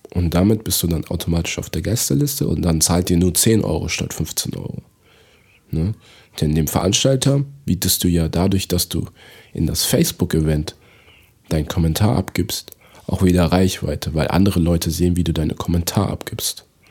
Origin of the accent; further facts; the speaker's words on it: Togo; now in Germany; in meiner Heimat in Togo